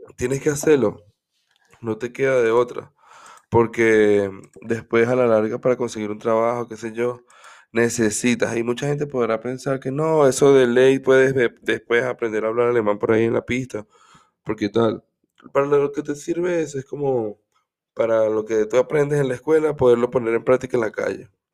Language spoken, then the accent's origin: Spanish; Caracas, Capital District, Venezuela; moved away as an adult; also born or lived in Cagua, Aragua, Venezuela; now in Germany; Soy una persona que, vivió bastante tiempo en Caracas. Nació en Caracas. También viví en un, un pueblito que se llama Cagua.